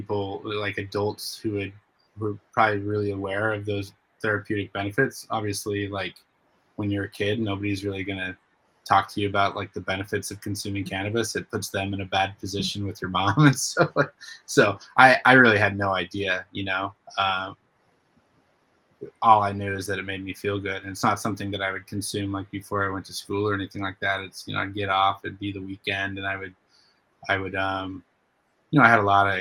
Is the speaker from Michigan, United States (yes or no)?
no; Spokane, Washington, United States; I grew up in Spokane, Washington